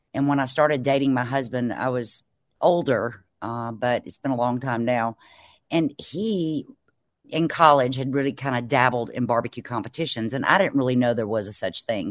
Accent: Mississippi Delta, United States; I'm from the Mississippi Delta, which is along the Mississippi River down in Mississippi.

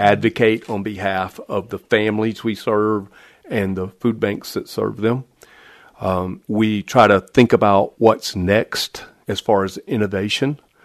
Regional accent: the South, United States; now in Michigan, United States; I'm from the South, so I, I think I make pretty good barbecue

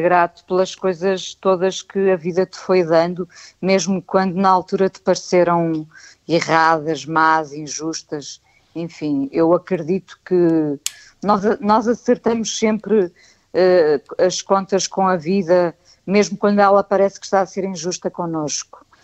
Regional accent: Vila do Conde, Norte, Portugal; also born or lived in Lisbon; eu e o meu irmão nascemos em Lisboa. E, portanto, okay. Eh, nós fomos para o norte, os meus pais voltaram para o norte, eu e o meu irmão fomos para o norte

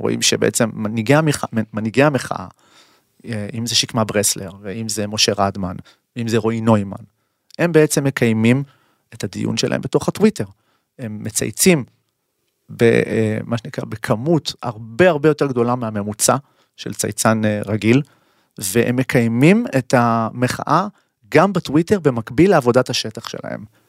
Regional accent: Israel; אנחנו כישראלים

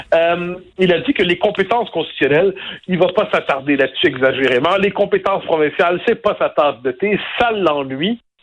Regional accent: Quebec, Canada

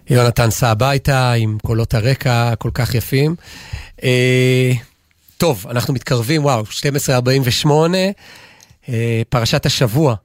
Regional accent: Israel; אני גדלתי במושב

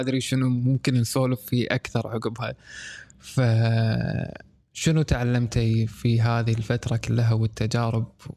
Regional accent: Kuwait; عندنا بالكويت

